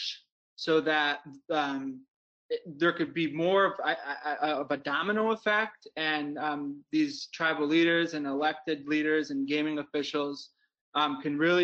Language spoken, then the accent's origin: English; Wisconsin, United States; And I'm from Wisconsin.